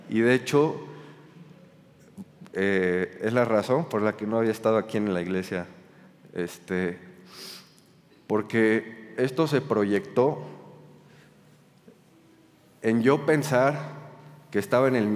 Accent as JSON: {"language": "Spanish", "town": "Toluca", "region": "State of Mexico", "country": "Mexico", "tie": "born or raised there", "also_born_or_lived": "Cuernavaca", "said": "yo cuando era chiquito, junto con mis hermanas, crecimos aquí en Toluca, después nos fuimos a Ciudad, de México, después eh, nos de México, a Toluca, vivimos en Cuernavaca"}